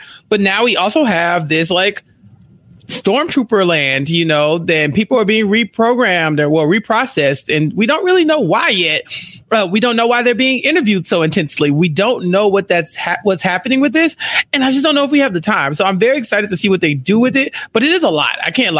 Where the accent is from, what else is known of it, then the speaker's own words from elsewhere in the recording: Texas, United States; I'm from Texas. We don't do that here.